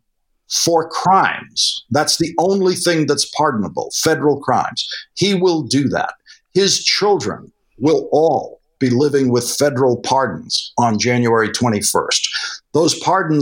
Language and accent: English; Boston, Massachusetts, United States; I grew up Irish in Boston